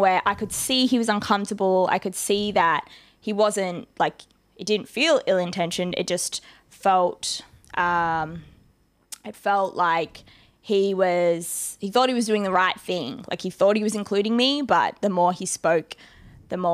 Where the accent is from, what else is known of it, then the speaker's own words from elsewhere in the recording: Ethiopia; moved away; I'm from Ethiopia